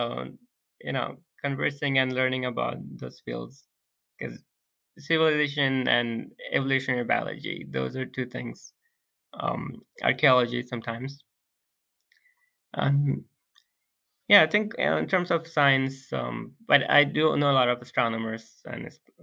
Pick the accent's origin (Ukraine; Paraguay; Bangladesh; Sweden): Bangladesh; English is a second language; moved away; we're all from Bangladesh